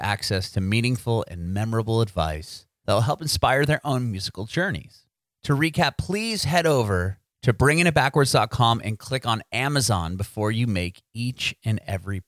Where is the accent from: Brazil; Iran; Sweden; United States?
United States; San Diego, California; moved away as an adult; also born or lived in San Francisco; now in Nashville, United States; I'm from San Diego